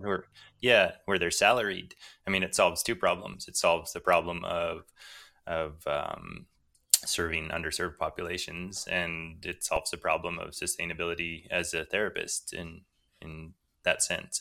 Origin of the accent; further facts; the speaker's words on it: Canada; I grew up in part in First Nations communities, which are often quite poor.